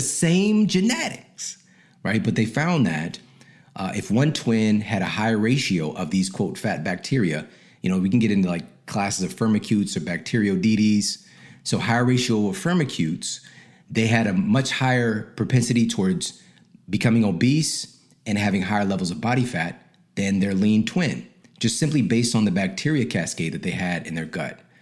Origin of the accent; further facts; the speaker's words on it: St. Louis, Missouri, United States; moved away; also born or lived in Ferguson, Missouri; I'm from St. Louis